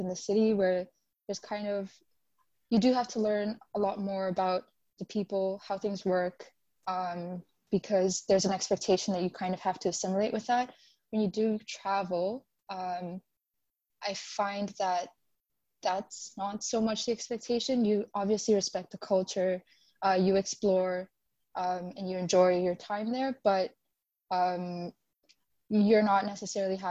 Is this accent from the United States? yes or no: no; Kenya; moved away as an adult; now in Toronto, Canada; I'm originally from Kenya, but I moved to Toronto to study.